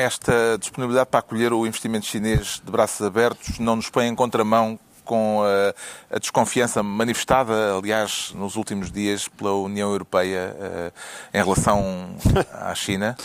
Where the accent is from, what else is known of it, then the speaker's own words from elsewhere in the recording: Portugal; somos de Portugal